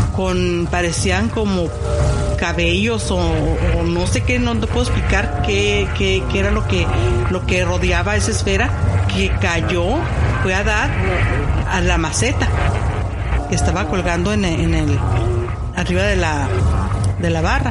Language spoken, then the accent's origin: Spanish; Tijuana, Baja California, Mexico; la casa donde crecí, que es en Tijuana, México